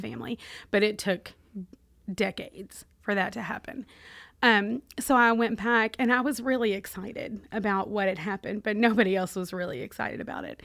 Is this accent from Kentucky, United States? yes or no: yes; Owensboro, Kentucky, United States; accent: Kentucky; also born or lived in Michigan; now in Charlotte, United States; I am originally from Michigan, though the accent gives it away, uh, that I grew up in Kentucky